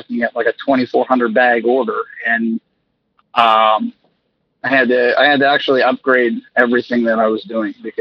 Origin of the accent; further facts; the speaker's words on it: New Castle, Pennsylvania, United States; also born or lived in Edinboro, Pennsylvania; I'm in Western Pennsylvania. I'm from Newcastle, so I'm not, I'm like 45 minutes south of Pittsburgh